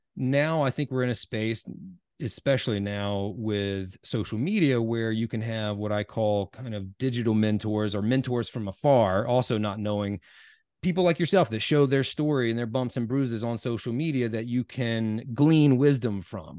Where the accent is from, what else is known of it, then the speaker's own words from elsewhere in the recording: Washington, North Carolina, United States; now in Durham, United States; I'm originally from Little Washington